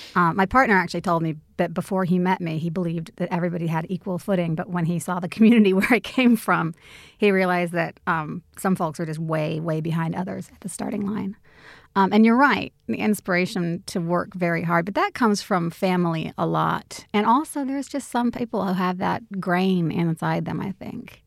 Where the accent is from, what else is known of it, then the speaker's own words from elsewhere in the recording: United States; moved away; also born or lived in Australia; I am, you know, American, I'm Australian, I'm both